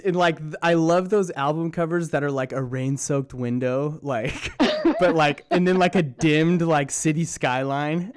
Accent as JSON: {"language": "English", "region": "Southern California", "country": "United States", "tie": "born or raised there", "said": "growing up in Southern California"}